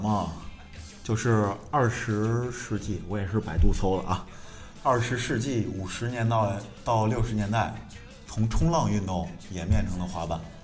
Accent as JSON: {"language": "Chinese", "town": "Xingtai", "region": "Hebei", "country": "China", "said": "也是咱们邢台的滑板业余摄影师和专业板混子"}